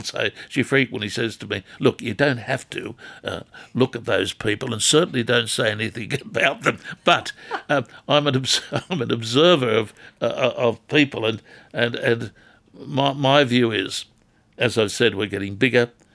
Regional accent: Newcastle area, New South Wales, Australia; When I was growing up as a kid in this town

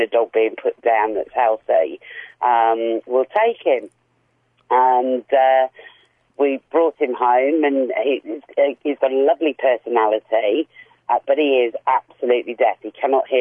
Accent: England, United Kingdom; moved away as an adult; now in Australia; I'm English and arrived here 6 years ago.

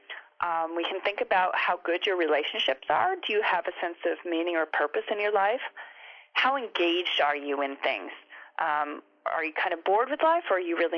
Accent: United States; now in Australia; I'm from America and then I've been living here in Australia

